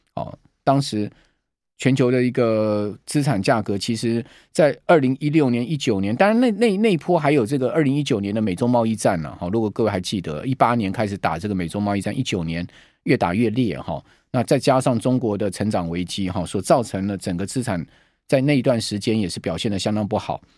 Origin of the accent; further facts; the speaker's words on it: Taiwan; 我们台湾人